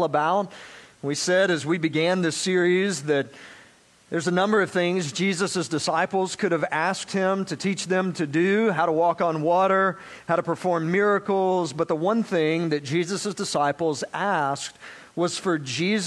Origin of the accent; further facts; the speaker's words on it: South Georgia, United States; now in Florida, United States; I grew up in South Georgia, so I learned to drive in the sticks of South Georgia